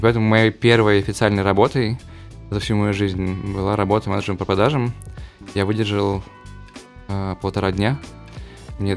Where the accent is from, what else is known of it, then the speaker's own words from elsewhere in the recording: Perm Krai, Russia; moved away; я жил в маленьком поселке в Пермской области